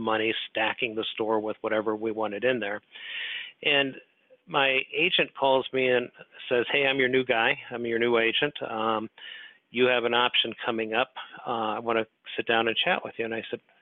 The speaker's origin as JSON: {"language": "English", "town": "Des Moines", "region": "Iowa", "country": "United States", "tie": "born or raised there", "moved": "yes", "lives_now": "Oak Brook, United States", "said": "I grew up in Des Moines, Iowa"}